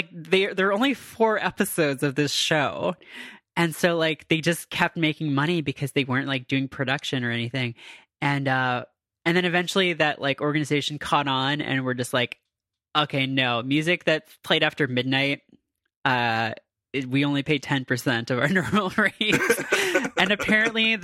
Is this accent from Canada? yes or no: yes; Canada; I am from Canada